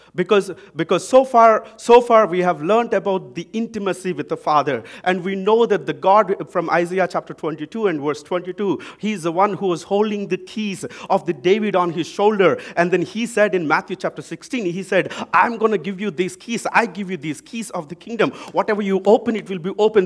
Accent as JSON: {"language": "English", "country": "India", "accent": "Indian English", "moved": "yes", "lives_now": "Vancouver, Canada", "said": "I'm from India"}